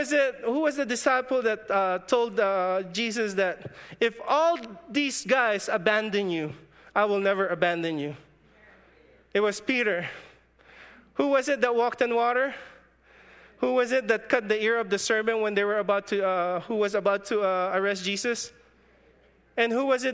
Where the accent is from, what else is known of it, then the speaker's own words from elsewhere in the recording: Philippines; moved away; In my hometown in the Philippines, our economy is agriculture.